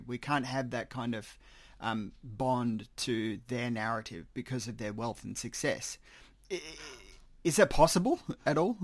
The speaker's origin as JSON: {"language": "English", "country": "Australia", "said": "I am Australian"}